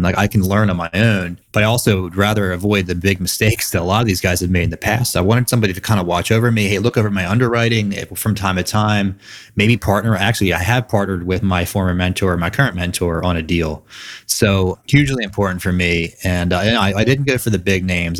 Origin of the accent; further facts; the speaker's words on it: Philadelphia suburbs, Pennsylvania, United States; born and raised in the Philadelphia suburbs